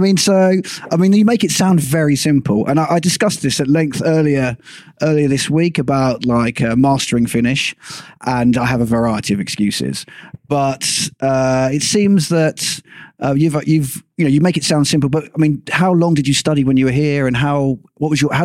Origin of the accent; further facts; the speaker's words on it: England, United Kingdom; first language English; now in Finland; I'm blessed and cursed by being English, which means everyone speaks my language.